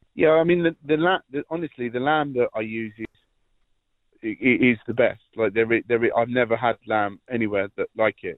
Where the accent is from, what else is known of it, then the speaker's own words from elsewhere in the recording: near Gatwick Airport, South East England, United Kingdom; moved away as an adult; now in County Laois, Ireland; I grew up in the uh, in the south of south of England, at the end of the runway near Gatwick Airport